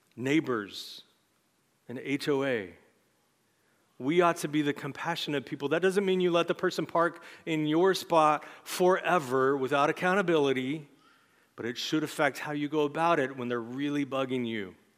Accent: United States; as American Christians in our time

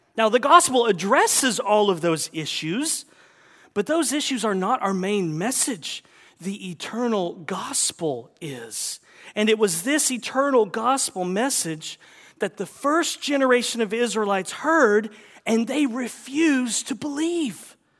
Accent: the South, United States; growing up in the South

